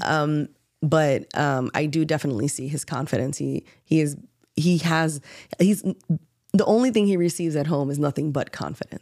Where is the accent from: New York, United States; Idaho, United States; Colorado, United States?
New York, United States; New York City; moved away; also born or lived in Baltimore; I grew up in New York City. Um, uh, you know, and, like, most scrappy Bronx kids